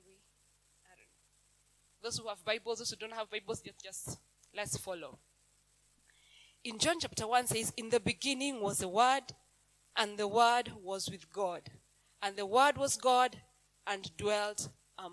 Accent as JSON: {"language": "English", "country": "Kenya", "tie": "born or raised there", "second_language": "English", "said": "I have lived in Kenya all my life"}